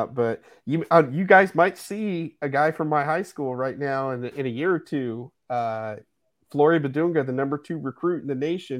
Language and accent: English; Indiana, United States; I'm from Indiana.